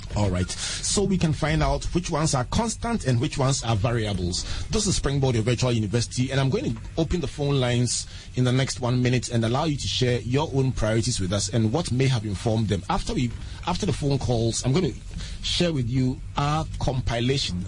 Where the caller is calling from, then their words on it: Techiman, Bono East, Ghana; I'm calling from Techiman